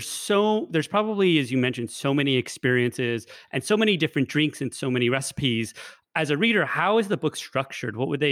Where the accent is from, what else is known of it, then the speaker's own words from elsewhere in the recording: Taos, New Mexico, United States; I'm originally from Taos.